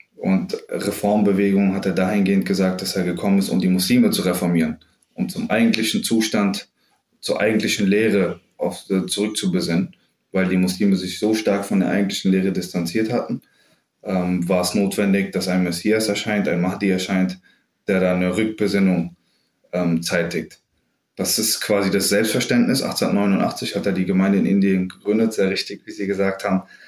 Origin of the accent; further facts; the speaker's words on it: Bensheim, Hesse, Germany; moved away as an adult; also born or lived in Frankfurt; now in Berlin, Germany; ich bin in Südhessen aufgewachsen, in Bensheim, also ganz ländlich und idyllisch